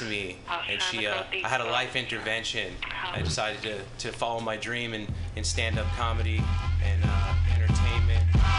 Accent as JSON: {"language": "English", "area": "Long Island", "region": "New York", "country": "United States", "moved": "as an adult", "lives_now": "Los Altos, United States", "said": "I'm from the East Coast. I'm from Long Island, New York."}